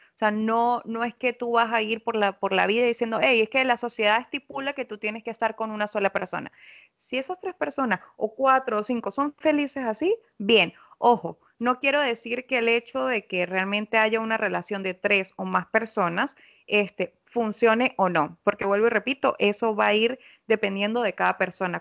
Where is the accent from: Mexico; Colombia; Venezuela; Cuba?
Venezuela; now in Lima, Peru; Yo soy psicóloga venezolana.